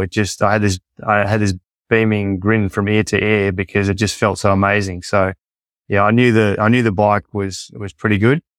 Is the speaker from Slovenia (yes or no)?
no; Collie, Western Australia, Australia; also born or lived in Perth, Australia; when we grew up in Collie, one, one of four siblings